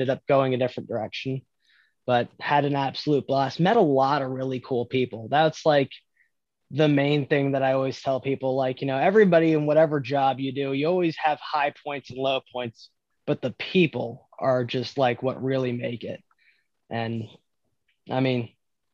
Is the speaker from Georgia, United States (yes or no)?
no; Stuart, Florida, United States; I'm from Stuart, Florida, a small fishing town with a drinking problem